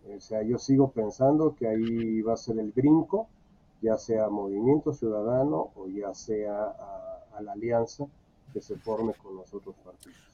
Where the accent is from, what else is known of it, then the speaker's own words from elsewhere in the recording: Mexico City, Mexico; now in State of Mexico, Mexico; yo soy mexiquense por adopción, nací en la Ciudad de México